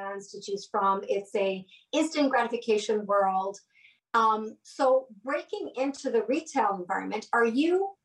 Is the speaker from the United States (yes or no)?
no; Canada; we're Canadian